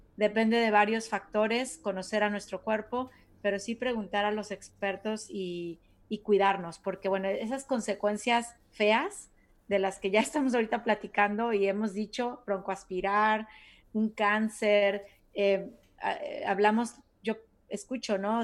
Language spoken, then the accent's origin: Spanish; Mexico; now in United States; yo me acuerdo que de chiquita en México